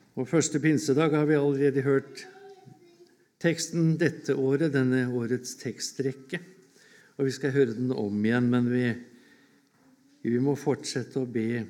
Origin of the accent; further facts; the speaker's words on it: Årnes, Akershus, Norway; hjemme på Årnes